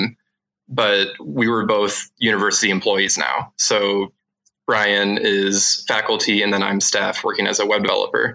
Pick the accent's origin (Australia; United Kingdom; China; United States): United States; Naperville, Illinois; moved away as an adult; also born or lived in Whitewater, Wisconsin; I'm actually from Neuqua Valley High School in Illinois. And then I came up to Whitewater for college